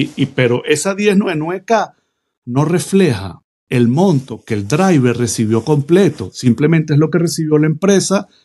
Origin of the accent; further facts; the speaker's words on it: Venezuela; moved away as an adult; now in United States; Yo soy un inmigrante, de, soy venezolano